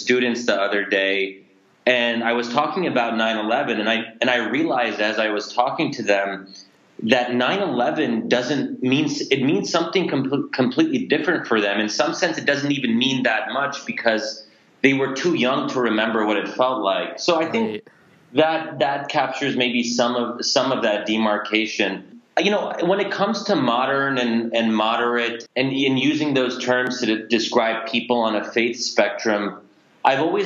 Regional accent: United States; I'm a product of American culture

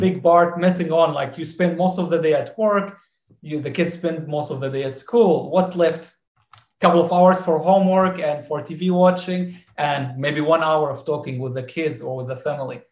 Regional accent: Damascus, Damascus Governorate, Syria; moved away; growing up in in Syria

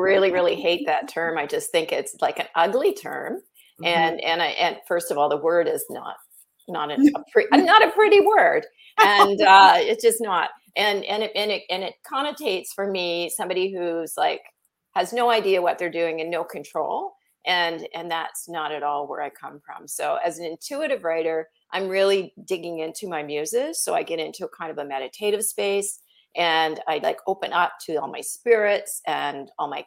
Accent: Ontario, Canada; first language English; moved away as an adult; I'm from Ontario. And so, you know, I grew up with English and then we were forced to take French. from grade 3 to about grade 9

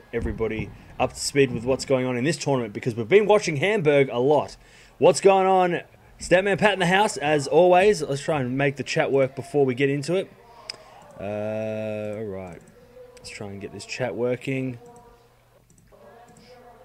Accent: Australia; Being Australian

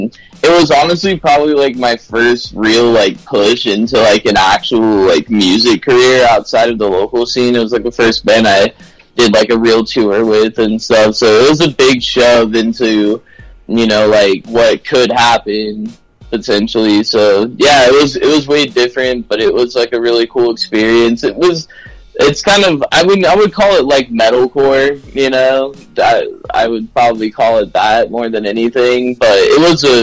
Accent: Phoenix, Arizona, United States; we're from Phoenix

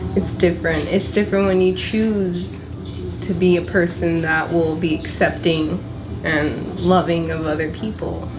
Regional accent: Los Angeles, California, United States; also born or lived in Panorama City, California; I grew up in those two cities of Echo Park and Granada Hills

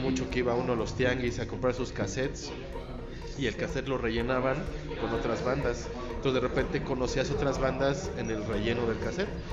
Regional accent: Toluca, State of Mexico, Mexico; moved away; soy de Toluca

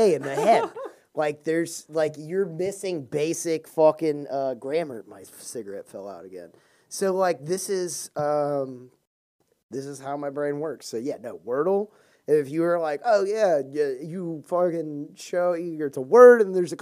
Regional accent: Houston, Texas, United States; accent: southern; I'm from Houston

